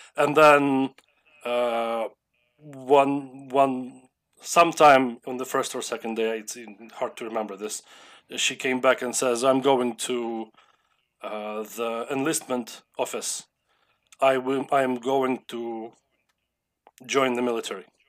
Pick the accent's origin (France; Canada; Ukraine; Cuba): Ukraine; Lviv, Lviv Oblast; I was born in Lviv and I have lived in Lviv as my main hometown for my entire life. That's in the west of Ukraine.